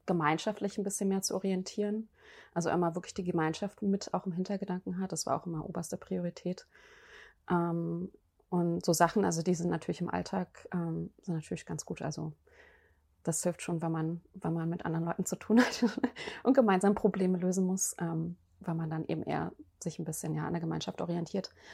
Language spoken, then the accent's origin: German; Germany; es wurde auch damals in der DDR äh, als JWD bezeichnet, also Janzwei draußen, mhm. die Gegend, wo ich aufgewachsen bin